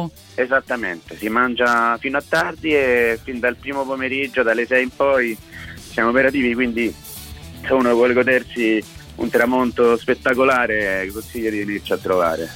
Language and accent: Italian; Colombia; now in Rome, Italy; io sono colombiano di origine